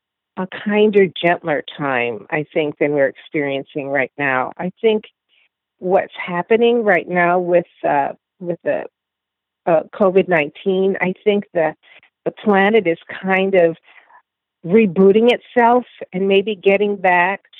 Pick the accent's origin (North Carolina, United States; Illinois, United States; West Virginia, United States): Illinois, United States; Phoenix; moved away; also born or lived in Chicago; I grew up in the suburbs of Phoenix, Illinois